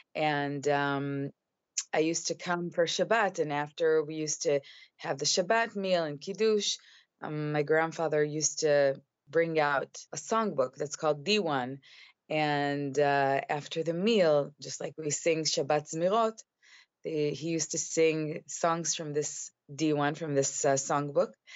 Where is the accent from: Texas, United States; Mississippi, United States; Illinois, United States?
Illinois, United States; Chicago; moved away as an adult; now in Israel; at the age of five, my father was uh, sent. Um, he received a scholarship to uh, finish his PhD in the University of Chicago.